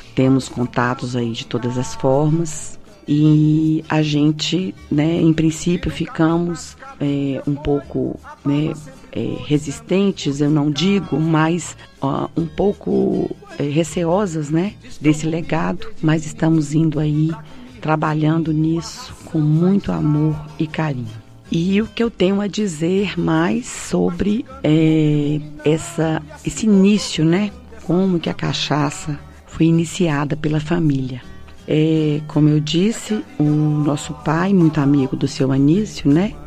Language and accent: Portuguese; Salinas, Minas Gerais, Brazil; Eu sou de Salinas, filha do seu Tonico